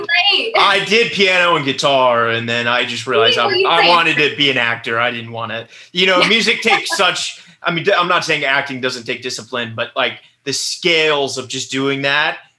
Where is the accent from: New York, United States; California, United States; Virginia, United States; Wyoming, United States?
Virginia, United States; Richmond; I grew up in Richmond, Virginia